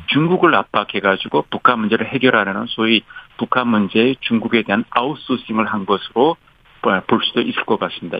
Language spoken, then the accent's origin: Korean; South Korea; now in United States; 한국 사람으로서